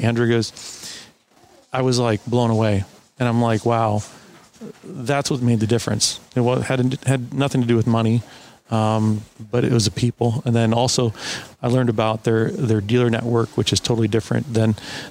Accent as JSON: {"language": "English", "town": "West Chicago", "region": "Illinois", "country": "United States", "tie": "born or raised there", "said": "I grew up outside of Chicago, in a town called West Chicago"}